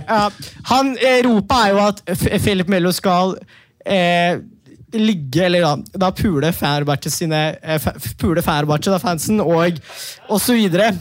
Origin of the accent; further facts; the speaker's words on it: Manisa, Turkey; also born or lived in Norway; now in Oslo, Norway; Ja, jeg er jo fra Manisa